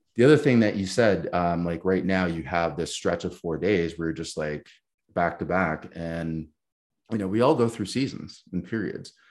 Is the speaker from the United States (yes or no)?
no; Canada; as a Canadian